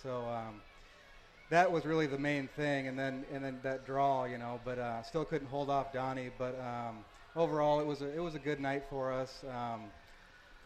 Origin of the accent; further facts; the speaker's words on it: North Pole, Alaska, United States; I'm from North Pole, Alaska